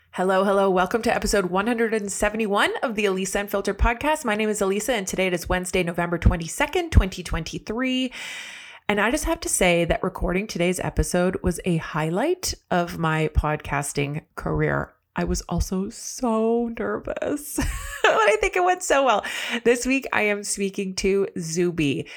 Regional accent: Canada; I'm Canadian

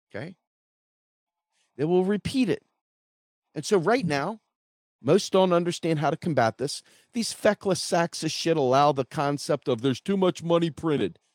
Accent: United States; I'm an American citizen

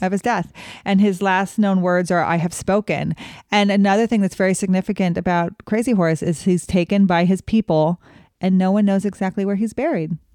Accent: Wyoming, United States; growing up in Wyoming

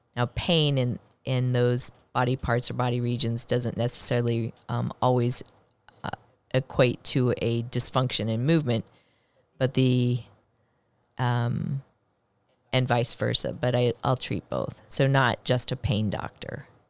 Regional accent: Blue Springs, Missouri, United States; I grew up in a rural area outside of Kansas City. in Blue Springs, Missouri

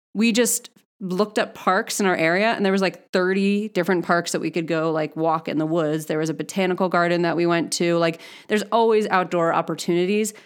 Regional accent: Northeast, United States; moved away as an adult; now in Boulder, United States; I'm from the Northeast

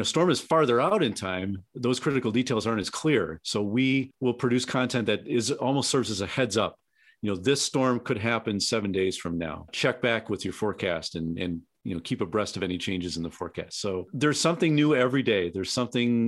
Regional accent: Southeast Wisconsin, United States; moved away; also born or lived in Colorado; I was born and raised in Southeast Wisconsin

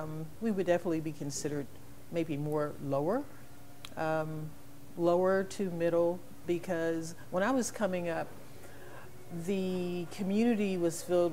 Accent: Philadelphia, Pennsylvania, United States; moved away as an adult; also born or lived in Huntsville, Alabama / Spartanburg County, South Carolina; now in Nashville, United States; back in the day when I was growing up in Philadelphia.

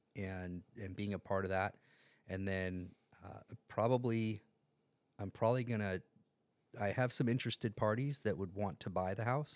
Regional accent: San Diego, California, United States; also born or lived in Carmel Valley, San Diego; I grew up in North Park until I was thirteen years old

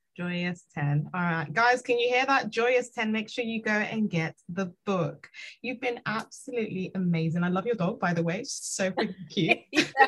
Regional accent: Nigeria; I'm Nigerian

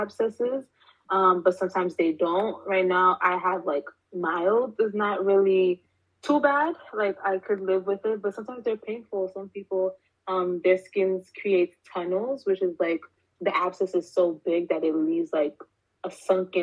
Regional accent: New York City, New York, United States; born and raised in Brooklyn, New York.

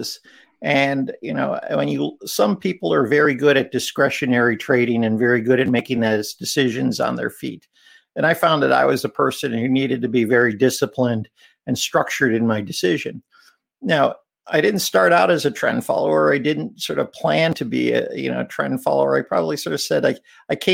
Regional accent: Chicago, Illinois, United States; growing up in Chicago

